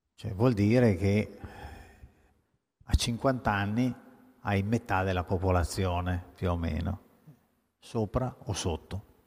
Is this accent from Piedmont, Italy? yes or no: yes; Cuneo, Piedmont, Italy; moved away; also born or lived in Veneto / Paris; Sono piemontese proprio, quindi pien-, di cuneo, peraltro